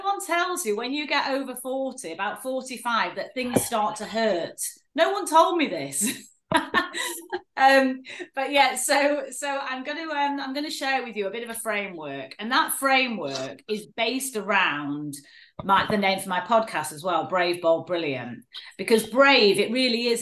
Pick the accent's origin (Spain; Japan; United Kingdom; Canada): United Kingdom; Manchester, North West England; Grew up in a place called Stretford.